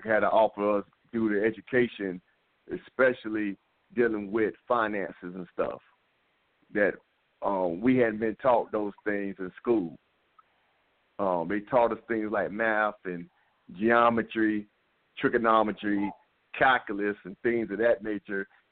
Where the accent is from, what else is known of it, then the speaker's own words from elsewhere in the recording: Laurinburg, North Carolina, United States; I'm from Laurinburg, North Carolina. Matter of fact, me and Freddie grew up as kids